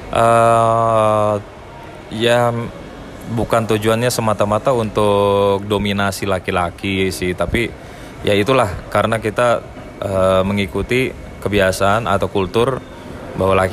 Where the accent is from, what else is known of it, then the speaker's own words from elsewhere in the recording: Java, Indonesia; namanya sebagai uh, orang Batak yang uh, lahir dan besar di tanah Jawa